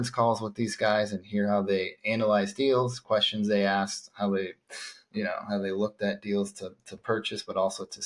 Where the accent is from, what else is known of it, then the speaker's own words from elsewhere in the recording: Phoenix, Arizona, United States; I was born and raised in Phoenix